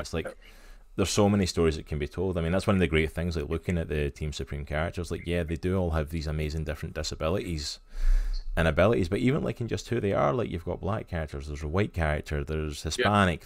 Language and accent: English; Scotland, United Kingdom; now in United States; I come from Scotland. I live in America, but I'm okay. originally from Scotland.